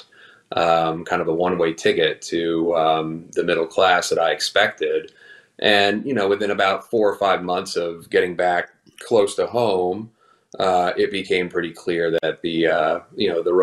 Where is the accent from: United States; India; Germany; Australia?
United States; New York City, New York; moved away as an adult; also born or lived in Westchester County / Pennsylvania; I grew up in New York City and Westchester County